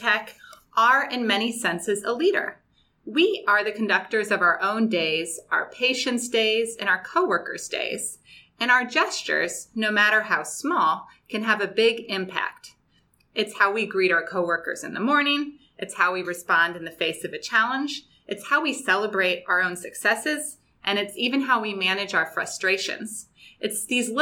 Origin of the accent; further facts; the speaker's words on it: St. Louis, Missouri, United States; now in San Diego, United States; I'm originally from the Midwest, St. Louis, Missouri, and have lived on both coasts